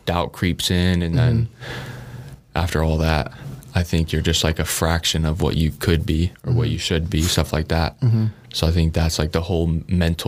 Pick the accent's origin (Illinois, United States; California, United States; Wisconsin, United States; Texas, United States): Illinois, United States; Tinley Park; moved away as an adult; now in Lincoln, United States; I love my hometown, Tinley Park